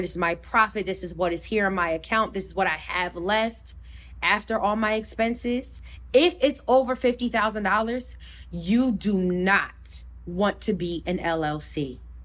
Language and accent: English; New Jersey, United States; I'm from Jersey